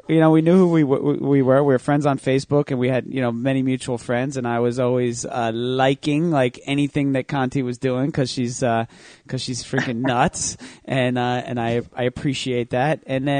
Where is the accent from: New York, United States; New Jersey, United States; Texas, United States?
New Jersey, United States; Manasquan; now in Brick, New Jersey, United States; I'm from Jersey Shore, Manasquan, New Jersey, born and raised. Monmouth County.